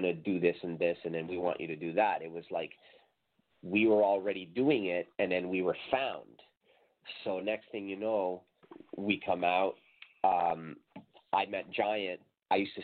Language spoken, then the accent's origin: English; Mexico; now in Canada; I was from Mexico, and, you know, at the time I'd only been in Canada like 4 years